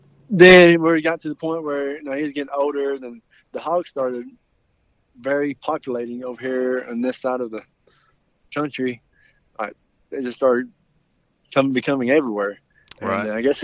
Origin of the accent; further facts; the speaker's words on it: Wills Point, Texas, United States; I am from Texas. I'm from East Texas. In Willis Point, Texas. It's about an hour east of Dallas, out in the country.